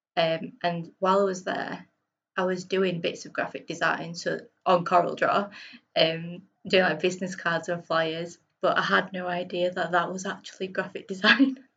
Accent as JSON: {"language": "English", "town": "Bradford", "region": "Yorkshire and the Humber", "country": "United Kingdom", "also_born_or_lived": "Sheffield", "moved": "as an adult", "lives_now": "Leeds, United Kingdom", "said": "I'm from Bradford originally, and then I went to university in Sheffield"}